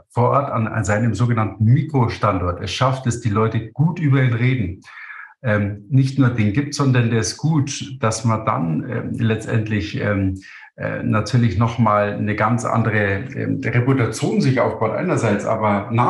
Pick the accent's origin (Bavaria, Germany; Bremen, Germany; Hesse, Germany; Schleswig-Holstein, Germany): Bavaria, Germany; Munich; Ich komme aus München. Südlich von München ist der Starnberger See.